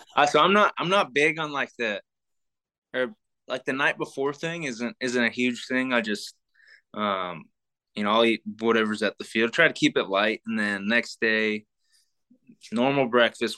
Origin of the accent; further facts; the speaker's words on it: Sacramento, California, United States; I'm from Sacramento